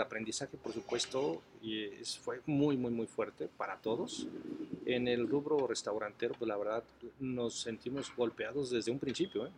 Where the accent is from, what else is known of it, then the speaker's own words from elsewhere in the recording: Mexico; nosotros como mexicanos